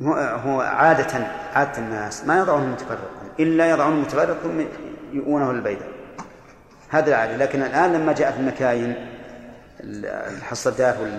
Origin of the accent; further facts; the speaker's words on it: Al-Qassim, Saudi Arabia; هنا عندنا في القصيم